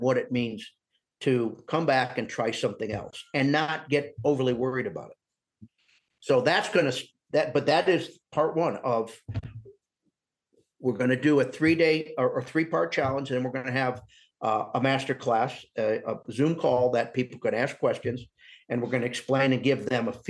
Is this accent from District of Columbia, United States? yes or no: no; Northern Indiana, United States; moved away; I grew up in Northern Indiana